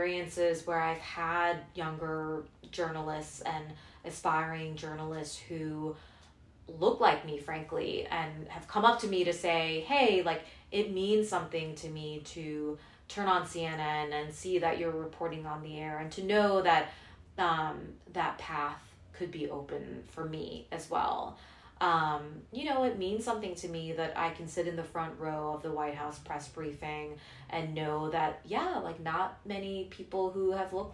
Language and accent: English; Hong Kong; moved away as an adult; also born or lived in South Korea; now in United States; I was born in Korea. I grew up mostly in Hong Kong